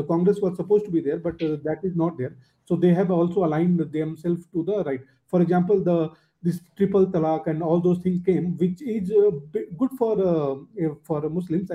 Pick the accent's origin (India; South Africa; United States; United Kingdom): India; I'm from India